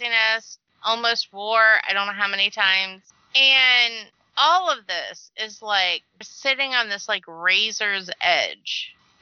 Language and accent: English; United States; as an American